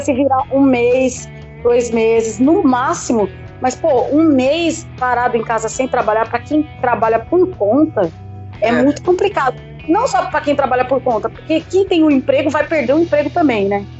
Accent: São Paulo, Brazil; Eu sou de São Paulo, capital

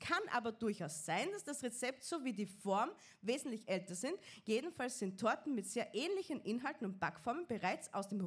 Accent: Austria; wir Österreicher eigentlich

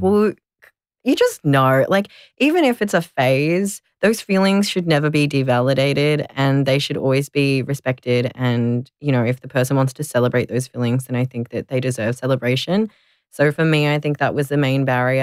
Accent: Melbourne, Victoria, Australia; I grew up here in Nam in Melbourne, and I've never really left

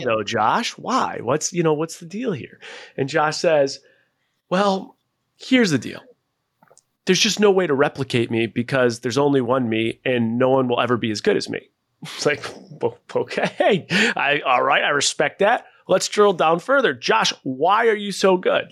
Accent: Buffalo, New York, United States; moved away; also born or lived in Seattle; I was born and raised in Buffalo, New York

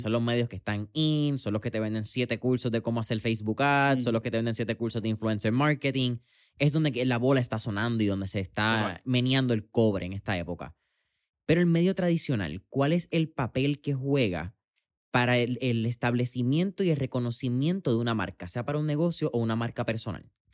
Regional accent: Puerto Rico

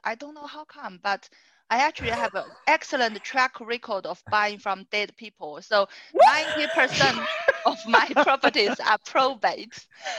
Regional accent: China; I'm from China.

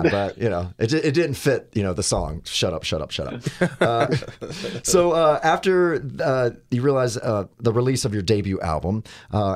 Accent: United States; as an American grown up

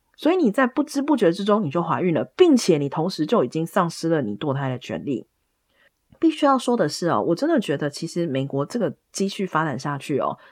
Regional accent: Taiwan; 我们在台湾长大的人

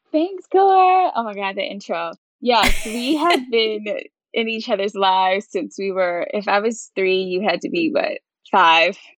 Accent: Baltimore, Maryland, United States; moved away as an adult; also born or lived in Chicago / Las Vegas / New York; I'm from Baltimore, Maryland

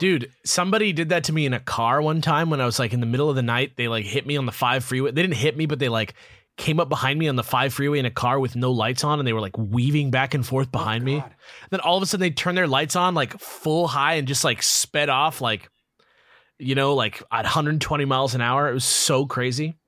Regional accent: Los Angeles, California, United States; I grew up in San Pedro. It's close to Palos Verdes

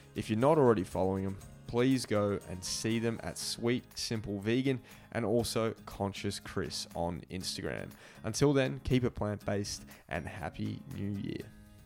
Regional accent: Australia; moved away; my home country, Australia

